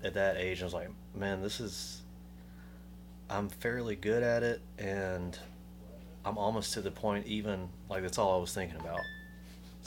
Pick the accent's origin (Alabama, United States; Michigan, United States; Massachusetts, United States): Alabama, United States; Montgomery; moved away as an adult; also born or lived in Tuscaloosa; now in Birmingham, United States; I grew up in Montgomery. You know, born and raised